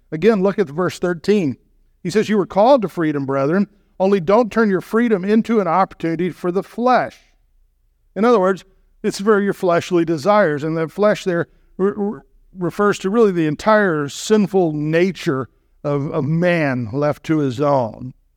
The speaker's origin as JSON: {"language": "English", "region": "Texas", "country": "United States", "tie": "born or raised there", "said": "I grew up in the South"}